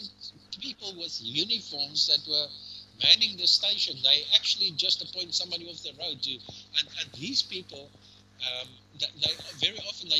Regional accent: South Africa; as a South African

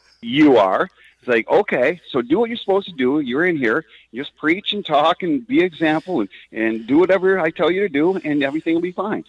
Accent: Detroit, Michigan, United States; I grew up in Detroit

